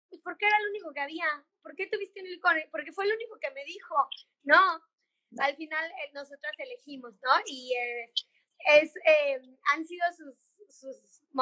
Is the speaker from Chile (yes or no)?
no; Mexico; moved away as an adult; pero si México es hermoso y en mi país nunca voy a ser turista y tengo todo en mi país para salir adelante